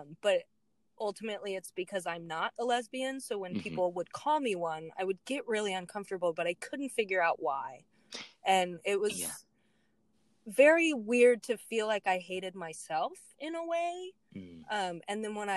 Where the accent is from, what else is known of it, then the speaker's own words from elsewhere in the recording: San Antonio, Texas, United States; moved away as an adult; now in Maine, United States; I grew up in San Antonio, Texas.